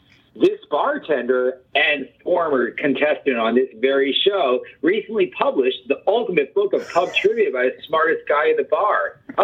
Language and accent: English; New York, United States; I'm a New Yorker. We don't have time for that stuff.